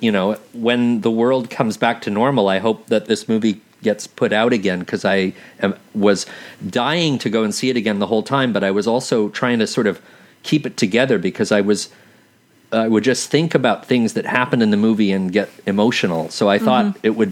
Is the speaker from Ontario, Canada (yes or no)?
yes; Toronto, Ontario, Canada; I grew up in Toronto